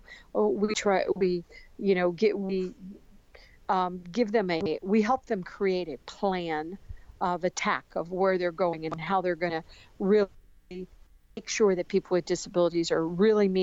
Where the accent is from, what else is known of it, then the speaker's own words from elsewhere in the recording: United States; I love being an American in the United States. I love living in the United States